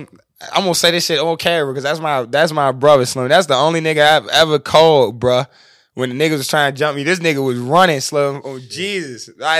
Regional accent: Tallahassee, Florida, United States; Yeah, I'm from Tallahassee.

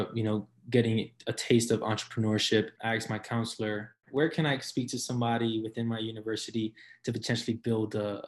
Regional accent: New York City, New York, United States; moved away as an adult; also born or lived in Brooklyn, New York / Syracuse, New York; for the majority of my life, I lived in the Lower East Side and, you know, growing up in a sort of a notorious neighborhood

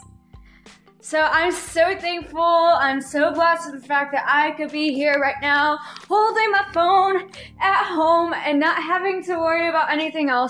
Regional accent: Scranton, Pennsylvania, United States; I'm from Scranton, Pennsylvania. I've been in this area my whole life

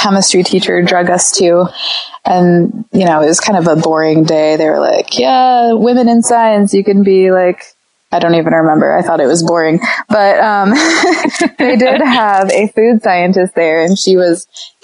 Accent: Iowa, United States; I grew up in Iowa.

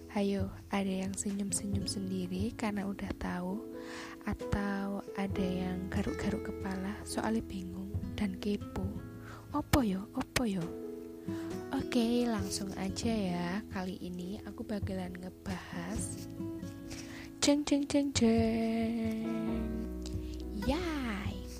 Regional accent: Malang, East Java, Indonesia

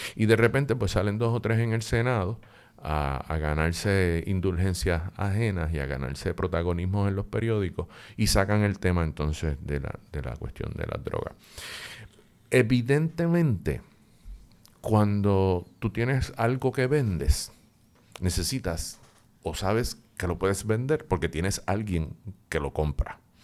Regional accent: Puerto Rico; lo que somos los puertorriqueños y las puertorriqueñas

